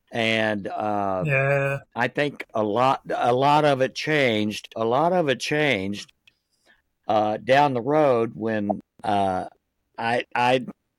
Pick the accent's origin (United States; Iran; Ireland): United States; San Mateo, in the South; I grew up in San Mateo over in the north side.